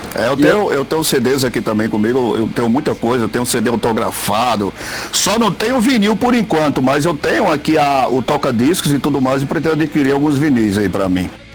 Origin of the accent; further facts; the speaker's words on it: Caicó, Rio Grande do Norte, Brazil; eu sou, eu sou de Caicó